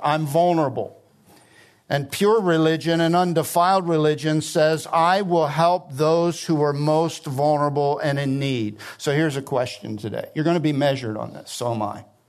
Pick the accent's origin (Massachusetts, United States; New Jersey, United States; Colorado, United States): New Jersey, United States; I grew up in South Jersey, it's the garden state